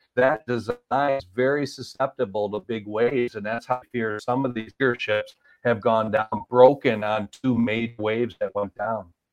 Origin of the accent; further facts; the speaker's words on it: Marquette, Michigan, United States; I grew up in Marquette, so that's literally you know within 70 miles of where the Edmund Fitzgerald went down.